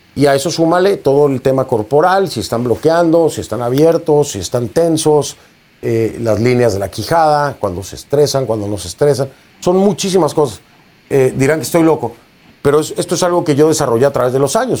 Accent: Mexico; un movimiento indígena en mi país

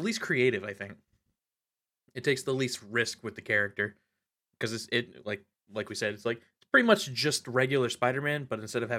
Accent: United States; My right as an American to be ignorant and wrong.

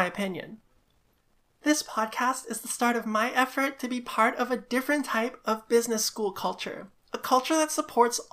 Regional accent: Singapore; moved away as an adult; now in Vancouver, Canada; before I came to Vancouver, I grew up in Singapore

